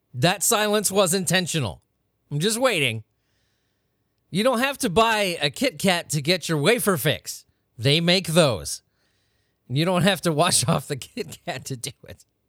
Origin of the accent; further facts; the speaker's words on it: United States; I'm from America